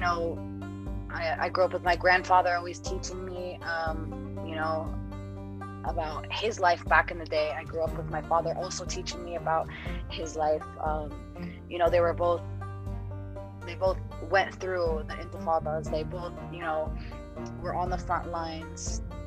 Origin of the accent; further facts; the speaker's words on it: East Coast, United States; I I grew up on the East Coast